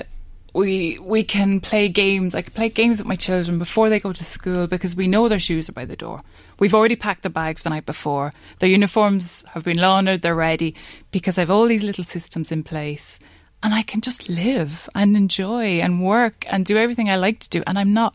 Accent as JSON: {"language": "English", "country": "Ireland", "said": "As Irish people"}